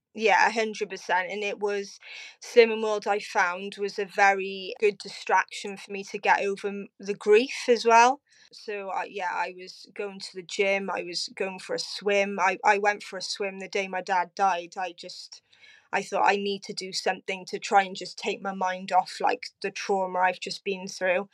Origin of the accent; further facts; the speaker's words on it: Cardiff, Wales, United Kingdom; also born or lived in Abercarn; I am originally from Cardiff, now living in Aberfale with my partner, Gavin.